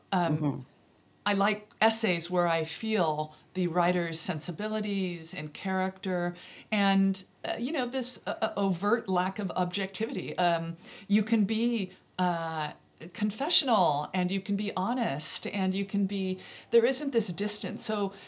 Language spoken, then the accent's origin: English; Central Valley of California, United States; moved away as an adult; now in Devon, United Kingdom; I grew up in the Central Valley of California